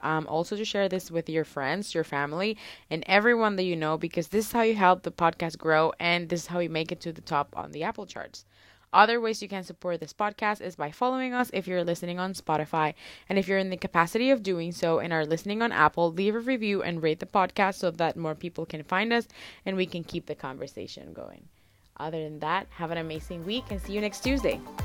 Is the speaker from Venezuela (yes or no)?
yes; Venezuela; now in Canada; growing up in Venezuela, we never really celebrated Thanksgiving